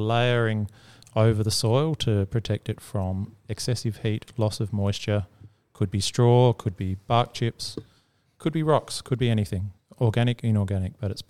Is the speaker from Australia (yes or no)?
yes; Croydon, South Australia, Australia; I remember growing up in Croydon, only two or three streets away from where you are now.